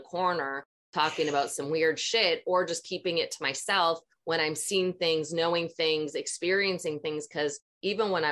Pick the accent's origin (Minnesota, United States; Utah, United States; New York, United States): Minnesota, United States; growing up in Minnesota, same thing, being around a lot of religious people